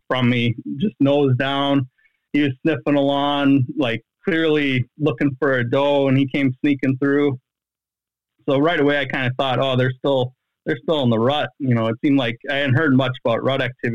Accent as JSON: {"language": "English", "area": "Columbia County", "region": "Wisconsin", "country": "United States", "moved": "yes", "lives_now": "Fort Atkinson, United States", "said": "So I live in Jefferson County, and I'm originally from Columbia County."}